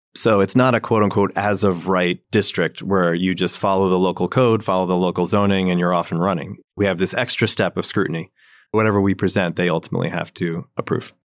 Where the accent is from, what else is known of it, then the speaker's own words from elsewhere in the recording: New Jersey, United States; also born or lived in Maryland; now in New York City, United States; I grew up in New Jersey